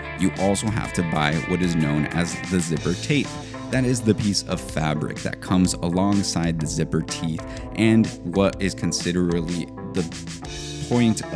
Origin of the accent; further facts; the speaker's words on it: León, Guanajuato, Mexico; We are from León, Guanajuato, a town rich in history in both leather goods and particularly footwear. That's how my grandfather started as an artisan